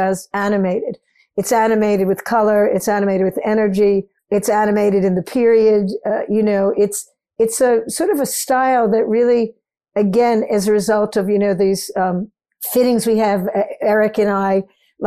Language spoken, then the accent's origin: English; New York City, New York, United States; I'm a New Yorker